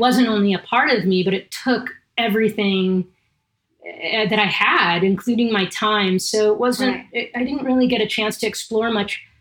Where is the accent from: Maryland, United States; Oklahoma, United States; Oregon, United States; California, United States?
California, United States; Southern; I'm from Southern California.